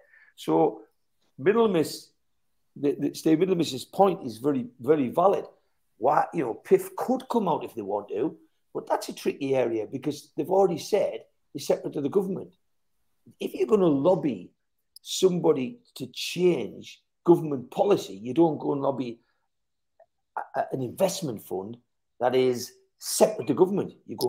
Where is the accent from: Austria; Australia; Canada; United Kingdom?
United Kingdom; England; what concerns you in as a British person living in Britain